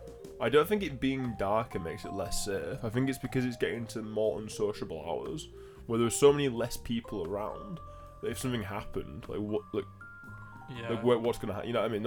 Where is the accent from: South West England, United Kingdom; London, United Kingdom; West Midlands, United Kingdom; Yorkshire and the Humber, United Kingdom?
Yorkshire and the Humber, United Kingdom; Halifax; moved away as an adult; now in Leeds, United Kingdom; I'm from Halifax, which is a lot smaller than Leeds, obviously